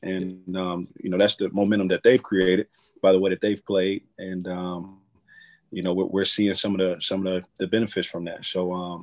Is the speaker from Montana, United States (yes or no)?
no; Virginia, United States; moved away as an adult; now in Ohio, United States; I'm from Virginia